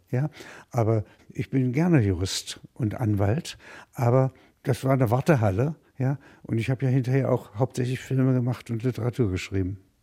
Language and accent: German; Halberstadt, Saxony-Anhalt, Germany; moved away; ich komme aus Halberstadt, das ist, wenn Sie wollen, eine Kleinstadt, sagt man